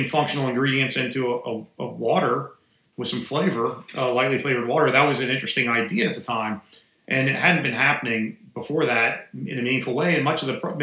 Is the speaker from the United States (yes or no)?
yes; Atlanta, Georgia, United States; also born or lived in Washington, D.C.; I just relocated back to Atlanta, which was my hometown